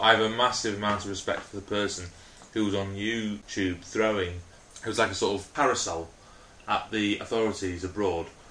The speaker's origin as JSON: {"language": "English", "region": "Wales", "country": "United Kingdom", "said": "I'm actually Welsh"}